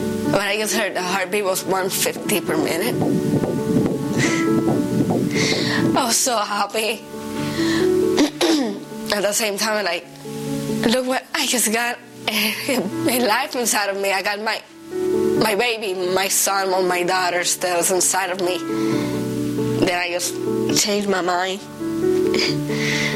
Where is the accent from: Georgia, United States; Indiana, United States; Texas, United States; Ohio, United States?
Ohio, United States; I'm from Ohio and I'm 20 years old.